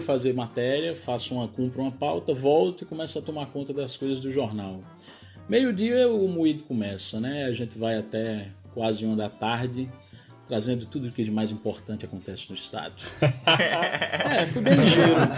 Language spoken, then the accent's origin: Portuguese; Surubim, Pernambuco, Brazil; accent: mix of Pernambuco and Paraíba; moved away as an adult; also born or lived in Recife / Campina Grande; now in João Pessoa, Brazil; Sou de Surubim, Surubim, Agreste de Pernambuco, mesma região.